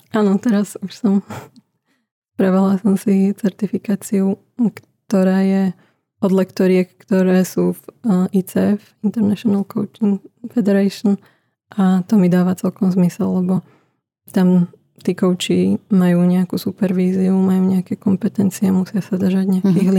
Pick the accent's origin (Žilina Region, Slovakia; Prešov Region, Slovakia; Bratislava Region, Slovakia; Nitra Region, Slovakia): Nitra Region, Slovakia; Nitra; ja som spod Kalvárie z Nitry